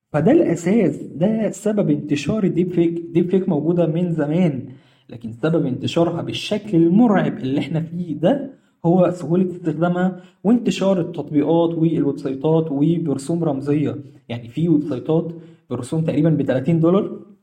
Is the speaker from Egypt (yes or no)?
yes; Egypt; عندنا في مصر